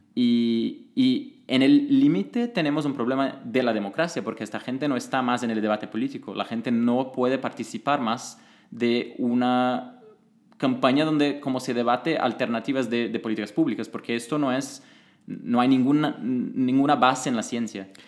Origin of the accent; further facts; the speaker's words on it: Brazil; moved away; yo vengo de Brasil y trabajaba como consultor político